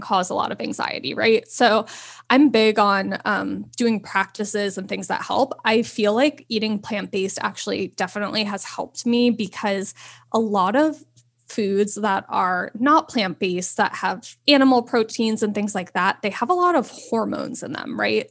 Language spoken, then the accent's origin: English; New York, United States; moved away as an adult; also born or lived in Los Angeles, California; growing up there was you saw so much diversity and culture and everything